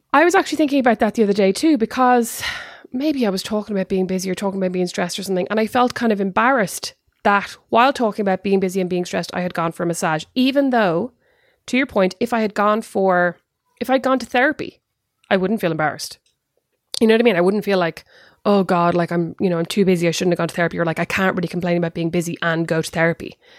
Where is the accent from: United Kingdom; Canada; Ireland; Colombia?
Ireland; now in United States; I am an Irish mammy